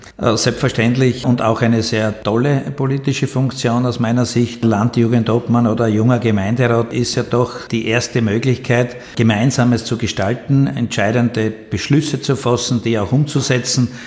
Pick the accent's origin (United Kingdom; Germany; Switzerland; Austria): Austria; bei uns in Österreich